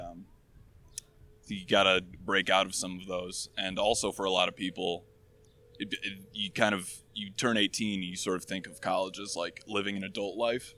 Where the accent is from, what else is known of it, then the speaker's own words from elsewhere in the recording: Michigan, United States; now in Chicago, United States; I'm from Michigan originally, uh, and I live in Chicago right now